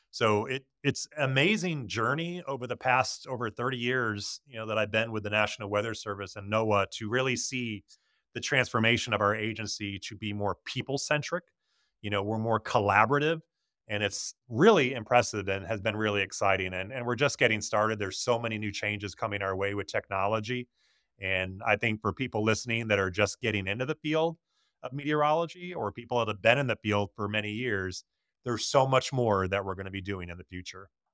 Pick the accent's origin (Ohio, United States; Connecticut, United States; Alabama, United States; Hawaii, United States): Connecticut, United States; now in Tampa Bay, United States; I grew up in Connecticut